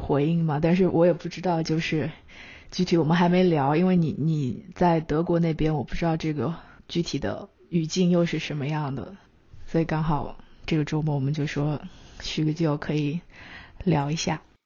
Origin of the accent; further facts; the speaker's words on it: China; moved away as an adult; now in United States; 我是从小在中国长大